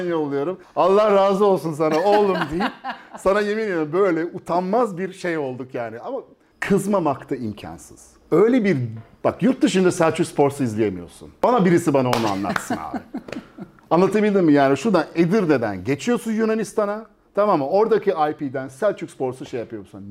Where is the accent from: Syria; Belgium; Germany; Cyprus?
Belgium; moved away as an adult; now in Turkey; ben şimdi Belçika'da doğdum büyüdüm